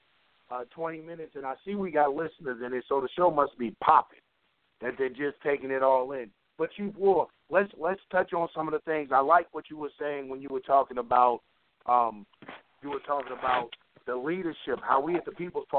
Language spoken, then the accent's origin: English; Atlanta, Georgia, United States; I'm from Atlanta